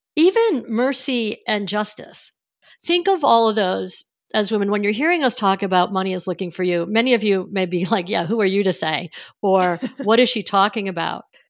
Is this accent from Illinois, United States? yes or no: no; Niagara Falls, New York, United States; I grew up on Niagara Falls, near Niagara Falls in the Buffalo area of New York State